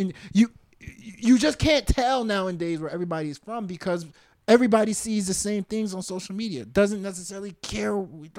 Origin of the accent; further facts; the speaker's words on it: Baton Rouge, Louisiana, United States; born there; I was born in Baton Rouge. A lot of people don't know that.